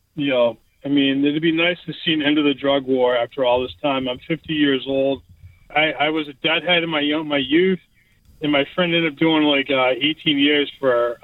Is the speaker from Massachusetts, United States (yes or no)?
yes; Massachusetts, United States; now in Austin, Texas, United States; I'm an Irish kid from Massachusetts